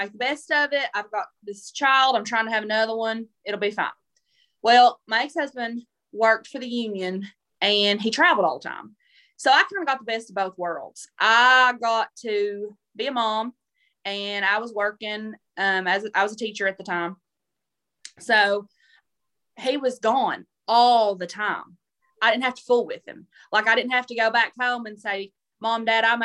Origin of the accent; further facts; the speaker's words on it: southeastern Kentucky, United States; I'm from the South